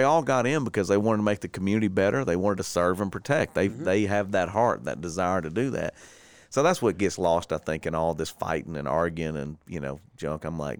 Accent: Warner Park, Louisiana, United States; I went to Warner Park, man. I'm from Warner Park

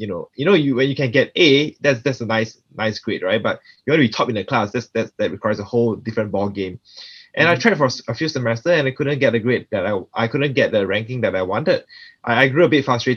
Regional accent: Singapore; I'm actually born and raised in Singapore

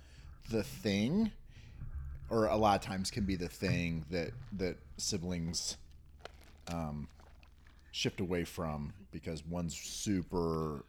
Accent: Newton, Kansas, United States; I'm from Newton

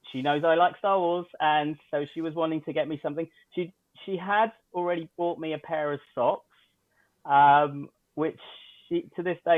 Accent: United Kingdom; now in Canada

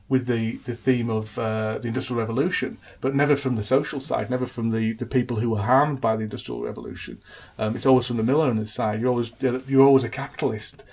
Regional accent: Huddersfield, Yorkshire and the Humber, United Kingdom; his hometown of Huddersfield, which is my hometown

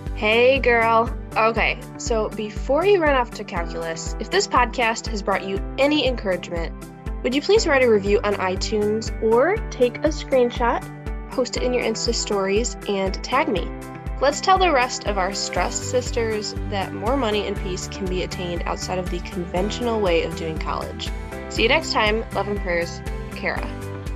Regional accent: United States; I'm an American

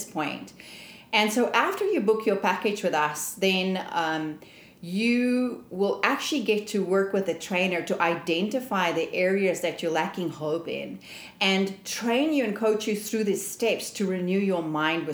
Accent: South Africa; moved away as an adult; I'm originally from South Africa

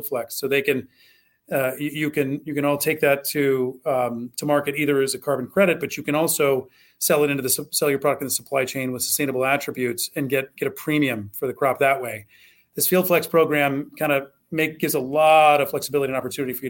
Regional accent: Southwest Ohio, United States; I grew up in Southwest Ohio.

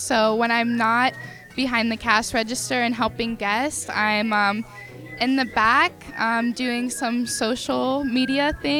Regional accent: North Versailles, Pennsylvania, United States; North Versailles.

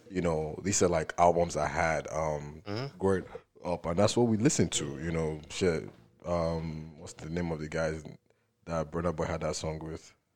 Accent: Nigeria; as a Nigerian

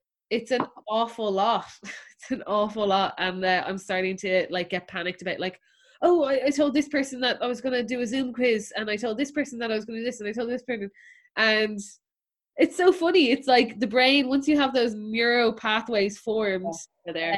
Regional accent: Ireland; especially as Irish people

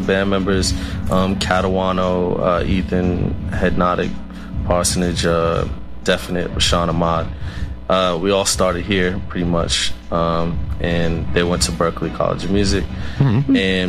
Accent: Boston, Massachusetts, United States; I grew up in Roxbury Academy Homes Projects

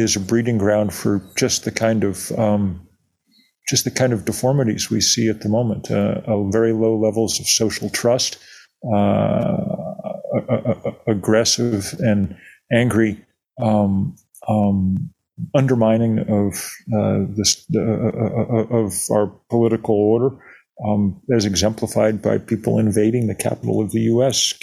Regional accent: Lexington, Massachusetts, United States; I grew up in Lexington, Massachusetts

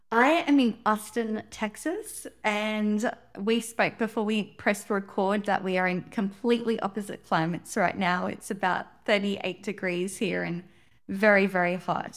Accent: Sydney, New South Wales, Australia; I was born in Sydney, Australia

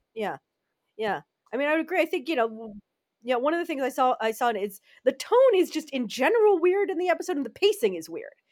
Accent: United States; now in Netherlands; I'm an American living in the Netherlands

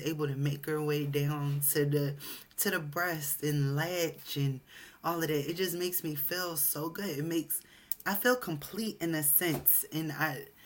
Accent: United States; Although I'm American, I have a Jamaican father.

